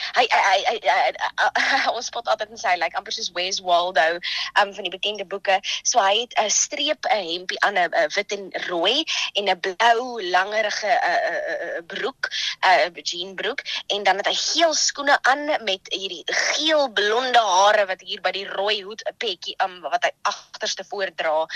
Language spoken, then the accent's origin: Afrikaans; Johannesburg, Gauteng, South Africa; moved away as an adult; also born or lived in Krugersdorp; now in Stellenbosch, South Africa; Ek kom eintlik van Johannesburg af. Ehm um, daar groot geword, uh, daar eh, skool gegaan in Kreeusdorp